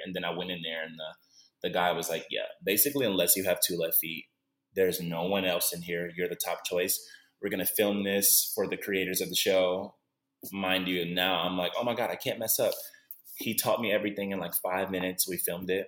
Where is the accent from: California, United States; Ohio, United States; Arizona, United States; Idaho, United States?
Ohio, United States; Cleveland; moved away as an adult; now in Los Angeles, United States; I'm born and raised in Cleveland, Ohio